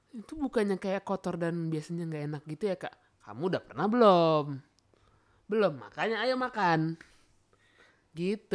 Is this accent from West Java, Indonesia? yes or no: yes; Bandung, West Java, Indonesia; moved away; gua orang Bandung